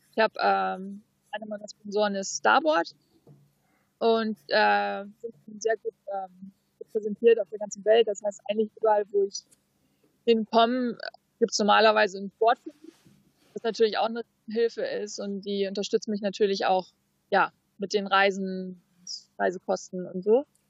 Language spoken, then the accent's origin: German; Fuerteventura, Canary Islands, Spain; auf Fuerteventura, da haben wir einen Hafen, da ist eigentlich immer flaches Wasser und daneben ist Rocky Point. Das ist eigentlich so der Spot, wo ich angefangen habe mit, mit Wellenreiten, wo ich groß geworden bin auch